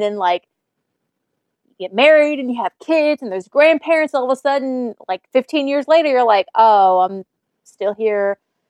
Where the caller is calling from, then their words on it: Memphis, Tennessee, United States; Yeah, I am calling from Memphis, Tennessee.